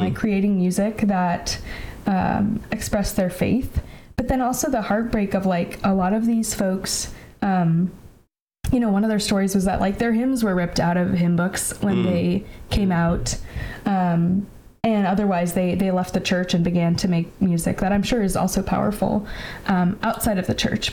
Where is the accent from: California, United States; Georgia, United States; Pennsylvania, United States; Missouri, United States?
California, United States; Bay Area; moved away as an adult; also born or lived in Tacoma, Washington; I grew up in the Bay Area in California